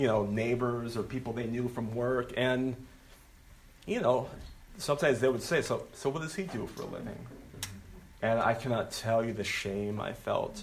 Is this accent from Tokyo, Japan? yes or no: no; Okinawa, Japan; moved away; I'm from Okinawa, Japan. That's where I was born.